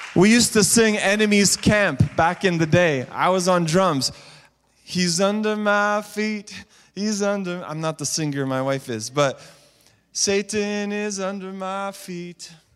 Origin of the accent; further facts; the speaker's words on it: Montreal, Quebec, Canada; I was a youth pastor in the city of Montreal, my hometown